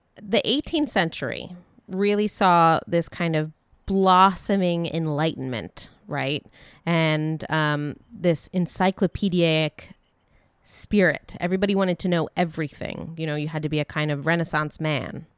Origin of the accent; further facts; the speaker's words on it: Dayton, Ohio, United States; growing up in Dayton, Ohio